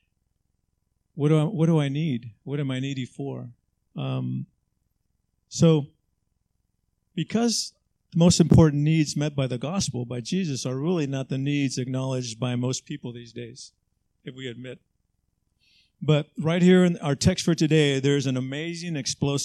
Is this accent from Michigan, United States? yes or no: no; Los Angeles, California, United States; also born or lived in Texas; I grew up in Southeast LA.